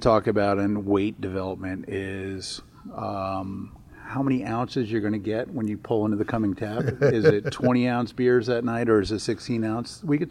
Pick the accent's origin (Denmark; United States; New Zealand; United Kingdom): United States; Florida; moved away as an adult; also born or lived in New Jersey; now in Iowa, United States; I was actually born in Jersey. My parents escaped down to Florida when I was very young, probably about kindergarten, and grew up down in Florida, where it's probably nice and warm this time of year compared to what it is in Iowa.